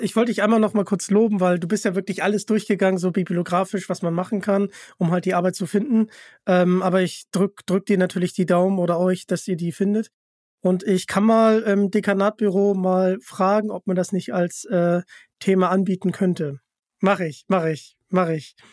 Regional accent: Hamburg, Germany; ich komme ja aus Hamburg

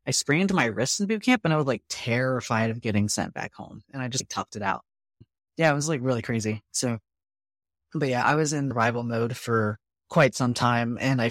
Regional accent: Arizona, United States; moved away as an adult; I'm from Arizona. I had never been on a boat before.

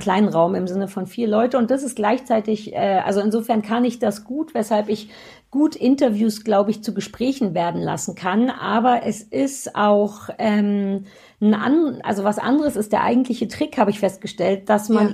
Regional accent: Germany; sehr offen groß geworden in der DDR.

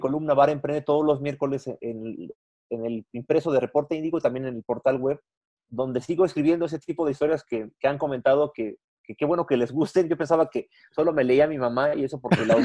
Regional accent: Mexico; Yo no soy mexicano nomás el 15 de septiembre, yo soy mexicano

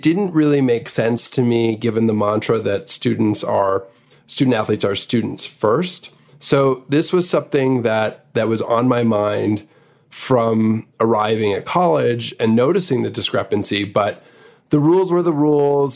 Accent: Montreal, Quebec, Canada; moved away as an adult; also born or lived in New York; I was born in New York, but really grew up in Montreal from seven till college

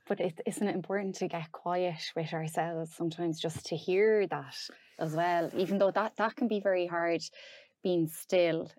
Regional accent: Roscommon, Connacht, Ireland; now in Dunmore East, Ireland; I'm from Roscommon originally

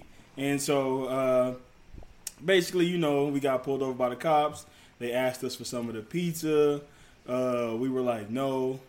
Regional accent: Detroit, Michigan, United States; Okay, so basically, like, for me, I'm from Detroit.

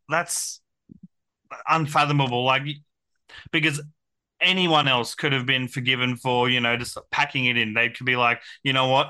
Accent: Central Coast, New South Wales, Australia; also born or lived in Brisbane; I was born in Brisbane, but raised on the Central Coast.

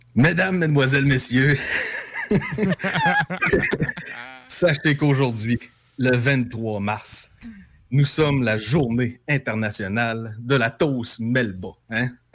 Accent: native region around Saint-Honoré, Quebec, Canada; s'il y a un endroit où la langue française dans les shops est maganée, ben c'est un peu dans ma région natale

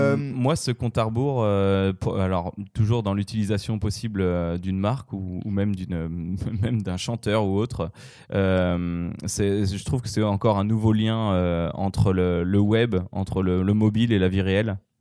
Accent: France; en tant que Français

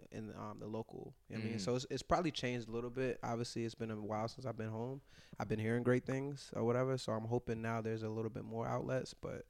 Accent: Virginia, United States; I mean, in Virginia, it's, like, nothing there. You know what I mean? It's, like, zero. Like empty streets, like, trees and shit.

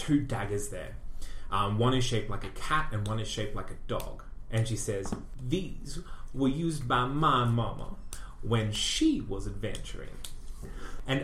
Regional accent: Australia; I'm Australian.

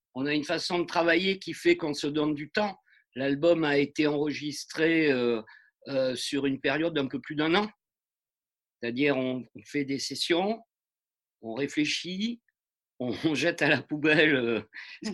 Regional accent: France; on est des Français

